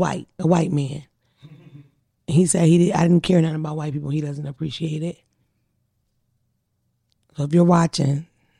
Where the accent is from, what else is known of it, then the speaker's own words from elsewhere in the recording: Philadelphia, Pennsylvania, United States; I'm born in the 80s where hip hop was already started. So my whole life has been rappers, millions of rappers coming out. Not to mention I'm from a musical city. I'm from Philadelphia.